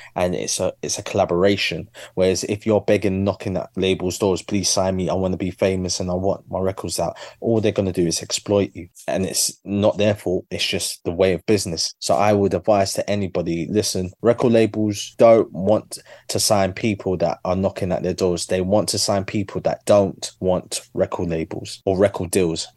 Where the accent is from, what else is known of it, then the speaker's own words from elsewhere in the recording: London, United Kingdom; my journey as a Londoner